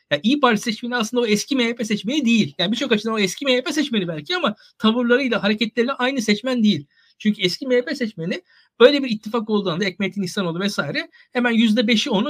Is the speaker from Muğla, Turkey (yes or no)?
no; İzmir, Turkey; ben mesela ben İzmirliyim.